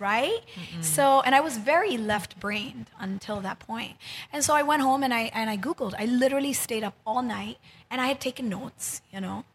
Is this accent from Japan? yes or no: yes; Japan; moved away as an adult; also born or lived in United States / New York City; now in Philippines; I grew up in Japan. And um, I went to college in the U.S.